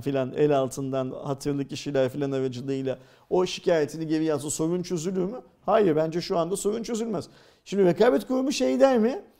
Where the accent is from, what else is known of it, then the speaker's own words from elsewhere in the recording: Turkey; Ben bir Türk olarak